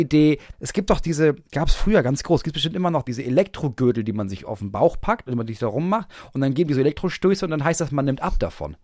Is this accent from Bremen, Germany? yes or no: yes; Bremen, Germany; moved away as an adult; wann bin ich aus Bremen weggezogen? Vor drei Jahren.